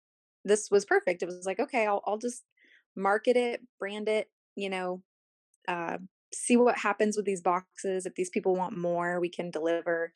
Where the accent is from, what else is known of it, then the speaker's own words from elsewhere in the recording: Corpus Christi, Texas, United States; the street that I grew up on here in Corpus